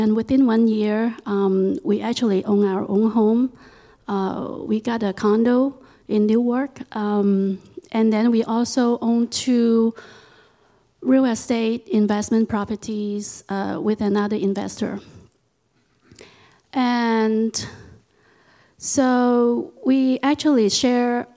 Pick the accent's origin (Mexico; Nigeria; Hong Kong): Hong Kong; moved away as an adult; now in United States; I was born in Hong Kong, and I lived there for about 21 years before I immigrated here to the United States